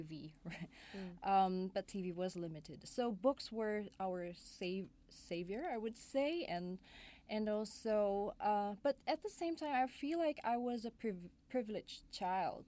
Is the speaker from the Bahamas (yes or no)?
no; Indonesia; Growing up in Indonesia, in the late 80s, early 90s, that was kind of weird